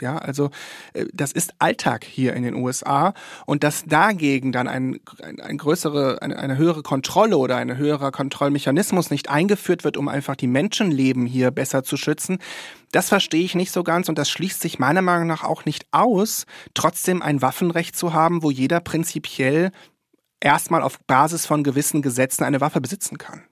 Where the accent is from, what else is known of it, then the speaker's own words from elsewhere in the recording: Germany; moved away as an adult; now in San Francisco, United States; als Deutscher, als Deutsche